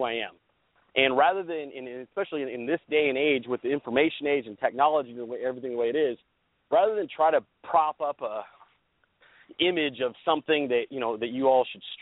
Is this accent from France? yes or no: no; Central Valley, Northern California, United States; I grew up in Northern California, in the Central Valley